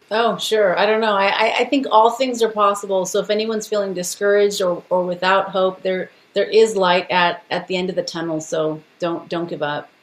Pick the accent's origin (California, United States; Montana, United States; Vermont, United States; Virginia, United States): California, United States; Los Angeles; I was born and raised in East